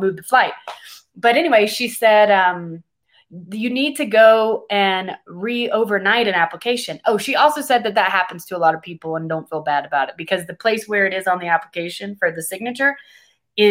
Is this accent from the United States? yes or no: yes; United States; moved away as an adult; now in Guatemala; I'm an American